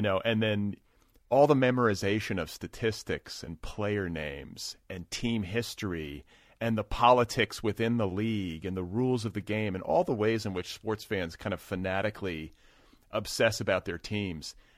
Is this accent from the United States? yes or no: yes; United States; I'm an American, uh, white guy